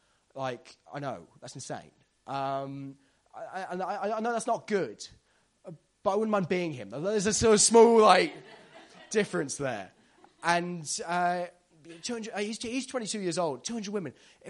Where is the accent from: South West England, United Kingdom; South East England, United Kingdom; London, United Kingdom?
South West England, United Kingdom; Devon; I'm from Devon.